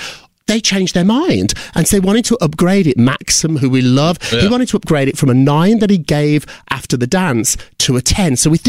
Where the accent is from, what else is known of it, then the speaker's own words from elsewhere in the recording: United Kingdom; I remember going to nightclubs when I was growing up in Britain